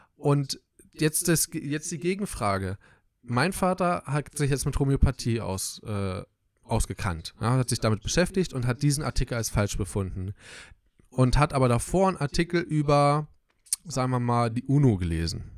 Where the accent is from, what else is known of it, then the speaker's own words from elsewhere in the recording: Southern Brandenburg, Germany; wir kommen aus Südbrandenburg